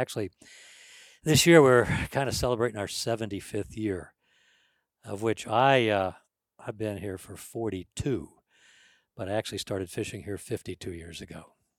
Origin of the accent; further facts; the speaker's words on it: St. Louis, Missouri, United States; I was from St. Louis, Missouri. I must have been, I don't know, 3-4 years old, 5 years old, whatever.